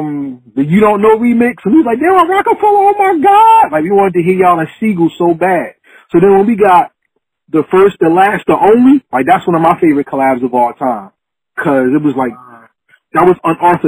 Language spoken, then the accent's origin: English; New Jersey, United States; I'm from Jersey